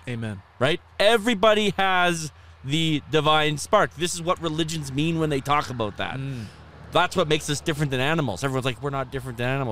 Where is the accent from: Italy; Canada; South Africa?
Canada; Red Deer, Alberta; Red Deer, which is my hometown, which is, happens to be between Edmonton and Calgary.